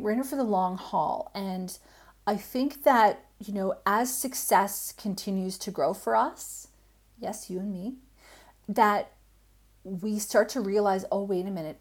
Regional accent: Canada; moved away as an adult; now in Australia; I'm Canadian, I live in Australia

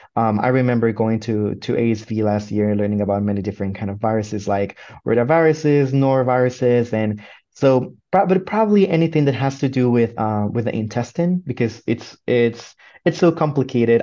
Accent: Puerto Rico; moved away as an adult; now in Michigan, United States; I come from Puerto Rico

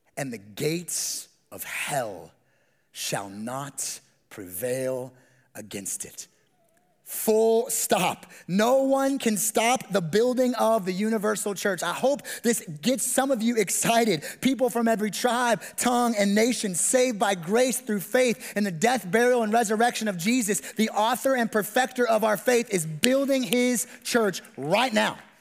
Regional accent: West Coast, United States; moved away; I'm from the Best Coast, which is the West Coast

